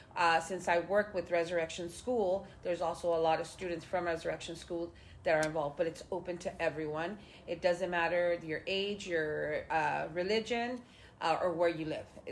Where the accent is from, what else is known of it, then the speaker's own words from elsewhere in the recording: Los Angeles, California, United States; I was actually, like I said, born on Grande Vista Street in the corner house, then moved when I was about two to the middle of the street. And then in 2004, we purchased a house here on Grande Vista.